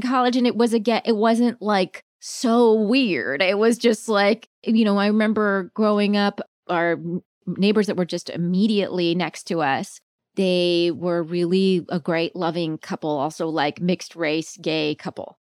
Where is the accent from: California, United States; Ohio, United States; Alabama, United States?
California, United States; Palm Springs; also born or lived in Virginia; now in New York, United States; I grew up mostly in Palm Springs, but when I was very little, we were in Virginia